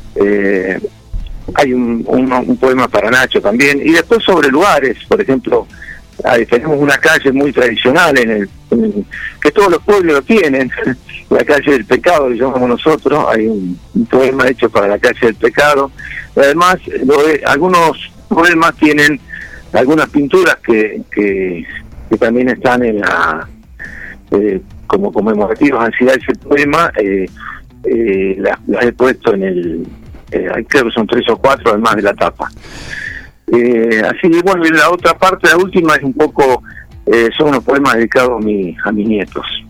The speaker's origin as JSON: {"language": "Spanish", "town": "Dudignac", "region": "Buenos Aires Province", "country": "Argentina", "tie": "born or raised there", "also_born_or_lived": "Carmen de Patagones", "moved": "yes", "lives_now": "Junín, Argentina", "said": "siempre digo que soy de Duñá. Después si me preguntan dónde vivo es otra cosa."}